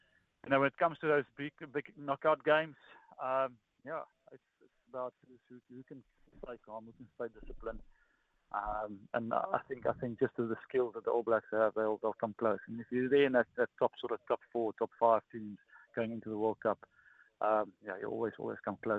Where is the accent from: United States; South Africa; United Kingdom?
South Africa; As a South African, when you're born and when you grow up, you know, your dad, when you go to your first scan, he'll ask